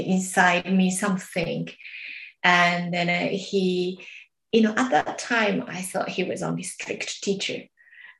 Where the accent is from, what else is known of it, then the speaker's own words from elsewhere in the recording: Japan; English is a second language; moved away; in Japan, my hometown